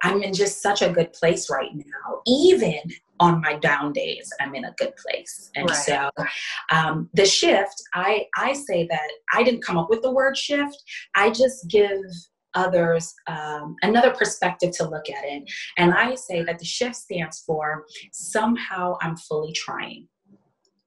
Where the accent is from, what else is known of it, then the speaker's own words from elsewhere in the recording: New York City, New York, United States; moved away as an adult; now in Houston, United States; I'm a born and raised New Yorker.